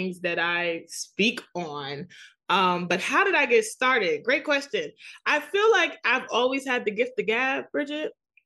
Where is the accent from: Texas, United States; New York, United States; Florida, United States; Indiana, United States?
New York, United States; New York City; accent: thick New York; I'm from New York City. I have the thick New York accent